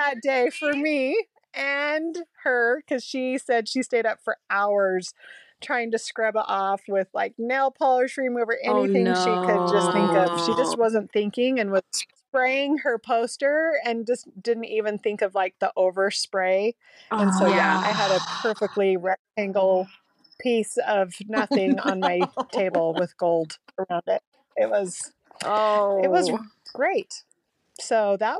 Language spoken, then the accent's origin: English; Salt Lake City, Utah, United States; moved away as an adult; also born or lived in St. George, Utah; I was born and raised in Salt Lake and lived there and went to school